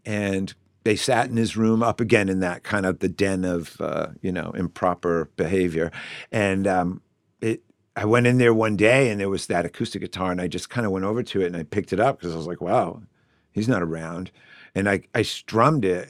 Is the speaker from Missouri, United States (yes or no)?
no; Shrewsbury, Massachusetts, United States; I grew up in Shrewsbury.